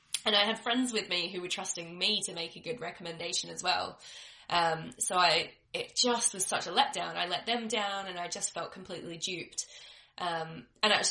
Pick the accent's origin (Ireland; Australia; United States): Australia; I'm Australian